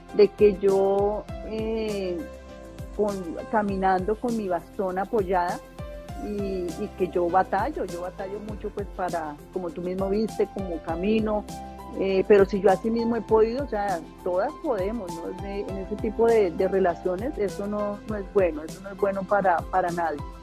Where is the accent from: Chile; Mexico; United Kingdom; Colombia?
Colombia; now in Atlanta, United States; es mi tierra eh, y llegar allá como, como colombiana, eh, emprendedora, empresaria, inmigrante que llegó a los Estados Unidos